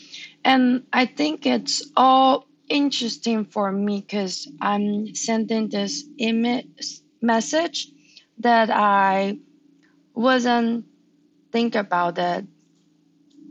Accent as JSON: {"language": "English", "country": "Taiwan", "second_language": "English", "moved": "yes", "said": "I'm from Taiwan."}